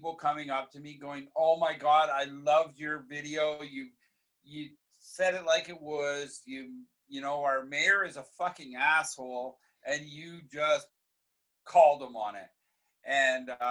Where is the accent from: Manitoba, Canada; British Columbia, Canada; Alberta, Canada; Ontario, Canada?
Ontario, Canada; Smiths Falls; now in Merrickville, Canada; I avoid Smiths Falls a lot, but I still, you know, it's my hometown